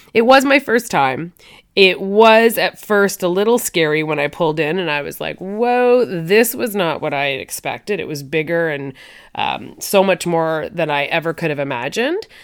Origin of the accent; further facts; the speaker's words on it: Canada; I'm Canadian